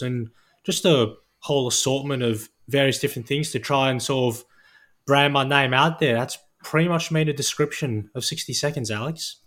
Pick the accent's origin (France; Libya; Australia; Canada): Australia; Perth, Western Australia; I was born and raised here in Perth